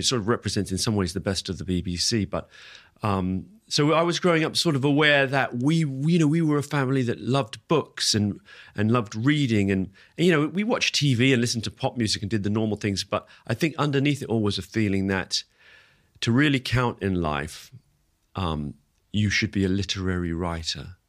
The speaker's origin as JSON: {"language": "English", "region": "London", "country": "United Kingdom", "tie": "born or raised there", "also_born_or_lived": "Singapore", "said": "I was born in Singapore where they were teaching. Uh, my brother was born in, in Uganda where, um, where they were teaching at that time, my older brother. But then we set, they settled in London, and and so growing up"}